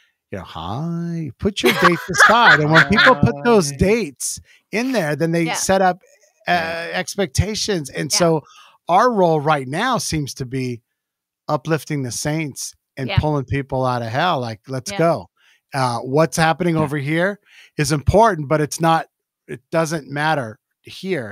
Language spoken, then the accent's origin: English; Downey, California, United States; I was born in Downey